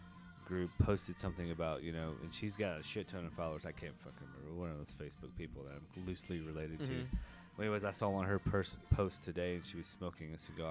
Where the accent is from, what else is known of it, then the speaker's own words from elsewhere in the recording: Nashville, Tennessee, United States; I'm born and raised in Nashville